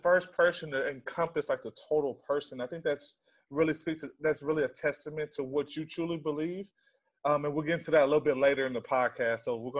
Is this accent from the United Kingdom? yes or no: no; Red Oak, Texas, United States; I come from Red Oak High School